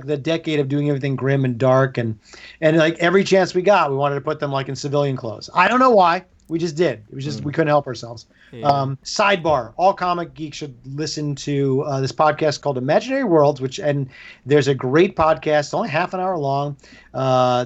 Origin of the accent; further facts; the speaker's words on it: Dix Hills, New York, United States; now in California, United States; I grew up on Long Island. I grew up in Dix Hills